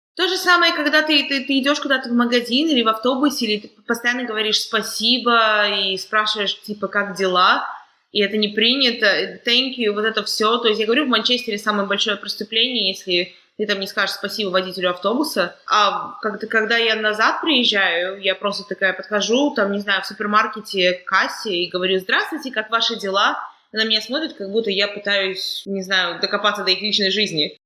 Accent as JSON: {"language": "Russian", "country": "Kazakhstan", "moved": "yes", "lives_now": "United Kingdom", "said": "я из Казахстана"}